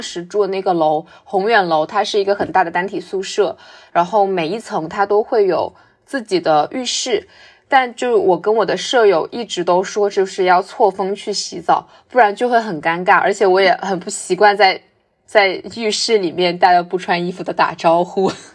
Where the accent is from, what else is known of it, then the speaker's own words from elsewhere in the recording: Guangxi, China; also born or lived in Beijing; now in Shanghai, China; 我的家乡是在广西嘛，就非常难，就我基本上感受不到春天跟秋天那种